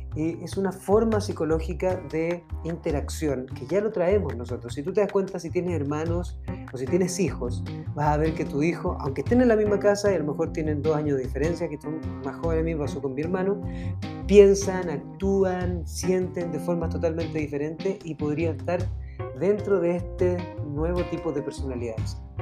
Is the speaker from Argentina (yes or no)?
no; Chile; yo soy de Chile